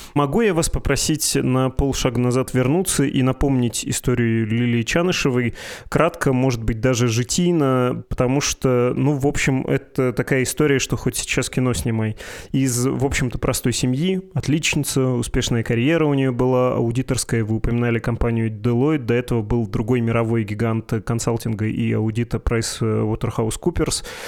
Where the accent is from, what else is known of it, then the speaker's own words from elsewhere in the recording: Perm Krai, Russia; moved away; Я сам вырос в Пермском крае и начинал карьеру в этом городе.